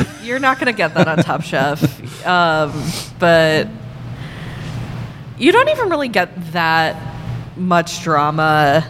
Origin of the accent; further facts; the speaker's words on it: Chicago, Illinois, United States; getting to see my hometown